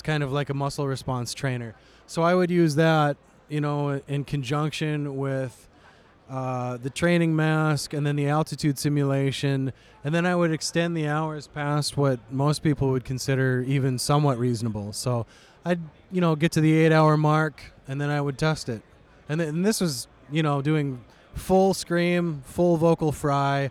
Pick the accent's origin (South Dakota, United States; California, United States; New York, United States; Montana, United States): Montana, United States; I grew up in Montana